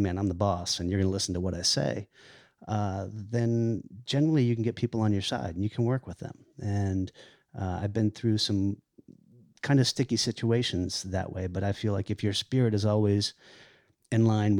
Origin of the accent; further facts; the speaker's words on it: the South, United States; And I grew up in the South, and I like that.